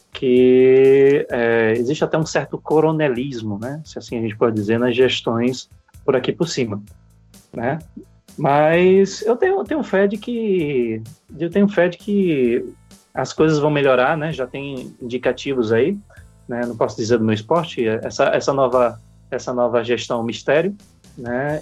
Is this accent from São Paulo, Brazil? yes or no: no; Alagoas, Brazil; no meu, no meu estado natal, lá na terra da lagoa, também conhecido como Caribe brasileiro